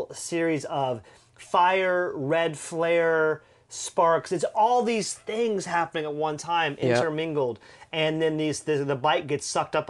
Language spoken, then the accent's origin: English; Louisiana, United States; I am from Louisiana, you guys. If you can't tell by my accent, I will tell you by my words.